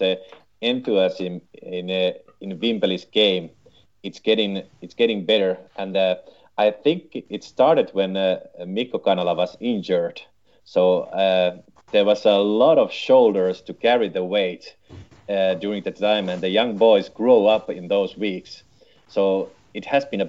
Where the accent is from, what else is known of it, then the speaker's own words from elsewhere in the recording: Tampere, Pirkanmaa, Finland; I am from Tampere